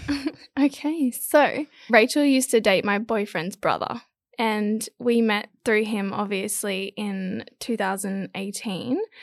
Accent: Gold Coast, Queensland, Australia; I'm from the Gold Coast. I'm 22 years old. I've always lived on the Gold Coast

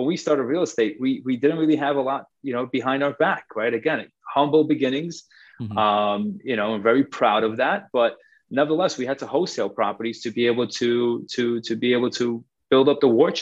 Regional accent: New York City, New York, United States; I'm actually originally from Forest Hills

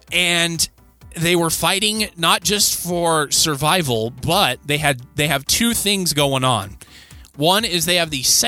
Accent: United States; as a neutral observer, as an American

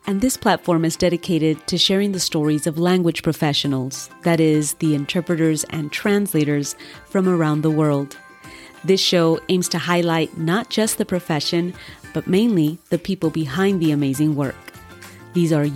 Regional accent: Southern California, United States; moved away as an adult; now in Virginia, United States; I'm born and raised in Southern California

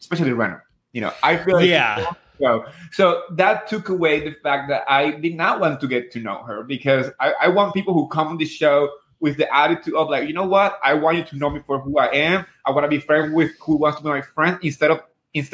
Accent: New Jersey, United States; moved away as an adult; now in Upstate New York, United States; I grew up in Jersey, so we don't pump our own gas. And then I moved up here to upstate New York with my husband last year.

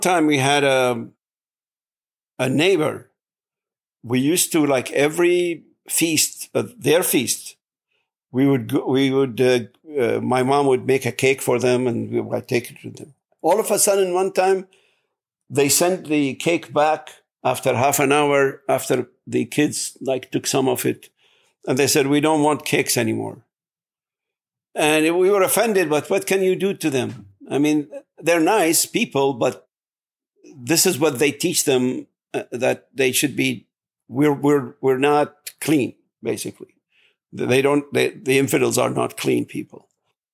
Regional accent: Baghdad, Baghdad Governorate, Iraq; born or raised there; English is a second language; moved away

